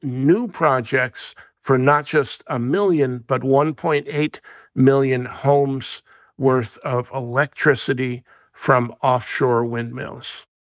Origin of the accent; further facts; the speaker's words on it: New Jersey, United States; My home state of New Jersey